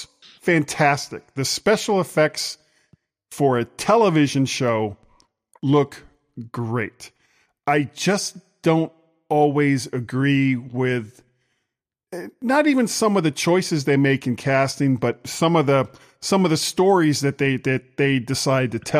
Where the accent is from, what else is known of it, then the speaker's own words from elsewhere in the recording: Florida, United States; I'm from Florida